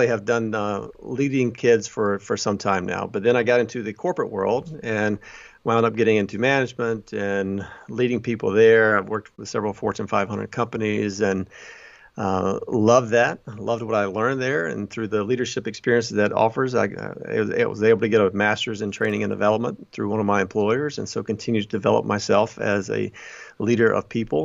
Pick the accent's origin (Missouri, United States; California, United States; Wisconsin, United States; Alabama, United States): Alabama, United States; moved away as an adult; now in Chicago, United States; I grew up in Alabama, you know, went to college down there, a small university there, and got married and moved to Chicago